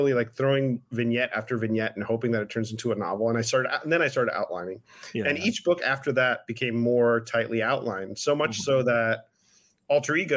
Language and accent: English; United States; my hometown. It's going to be about someone like me, Cuban American